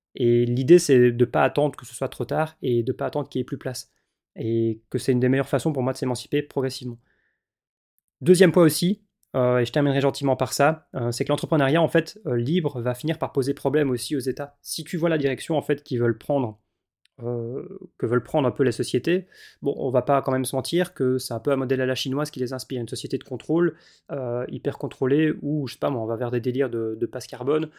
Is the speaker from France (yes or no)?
no; Belgium; en tant que belge